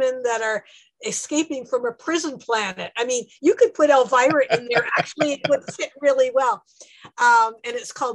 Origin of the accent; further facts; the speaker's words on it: Canada; I'm a Canadian storyteller